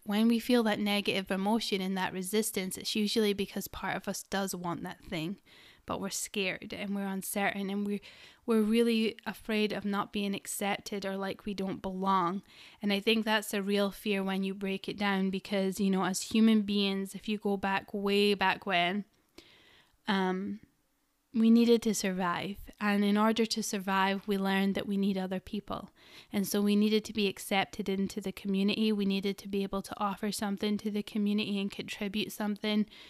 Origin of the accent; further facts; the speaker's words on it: Scotland, United Kingdom; I'm Scottish. We roll our R's